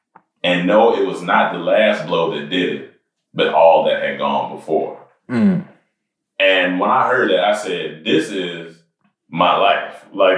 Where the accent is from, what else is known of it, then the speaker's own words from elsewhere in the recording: Germany; born there; also born or lived in Massachusetts / Panama / North Carolina; So I was born in Germany.